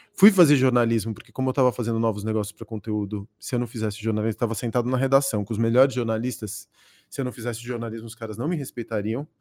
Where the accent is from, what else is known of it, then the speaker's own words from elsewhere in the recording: São Paulo, Brazil; also born or lived in Córdoba, Argentina; uns 5 anos de idade. Cheguei aqui na, na década, no final da década de 70